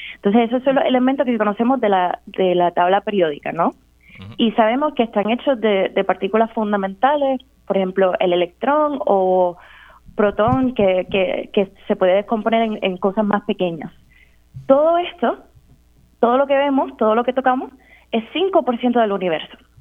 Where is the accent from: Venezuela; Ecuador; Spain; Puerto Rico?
Puerto Rico; San Juan; Pues yo crecí en San Juan, entre lo que es Cupe y Caimito.